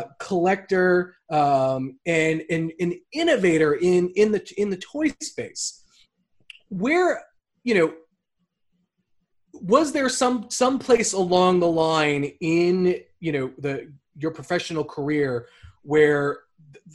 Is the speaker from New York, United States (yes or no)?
yes; Long Island, New York, United States; as a kid, I'm from Long Island, so, you know, it's on the South Shore, beach town across the whole shore